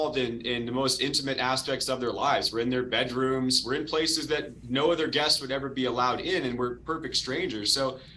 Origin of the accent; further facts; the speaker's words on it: Arizona, United States; I'm born and raised in Arizona